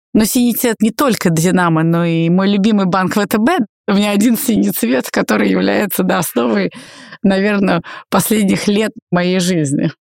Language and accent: Russian; Russia